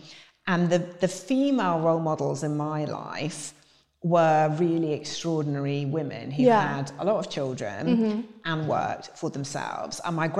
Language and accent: English; Yorkshire and the Humber, United Kingdom; So I grew up in Yorkshire, which mm-hmm. you wouldn't gather anymore